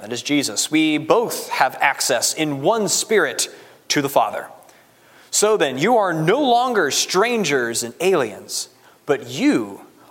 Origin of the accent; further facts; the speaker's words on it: United States; I'm an American